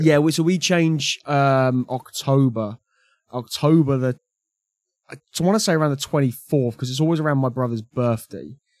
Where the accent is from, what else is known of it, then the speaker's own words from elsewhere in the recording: United Kingdom; I've only got myself to blame for being British